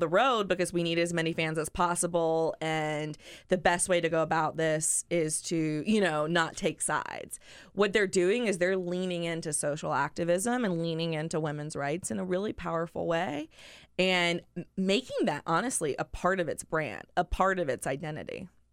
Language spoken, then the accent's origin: English; North Carolina, United States; now in Washington, D.C., United States; I'm from North Carolina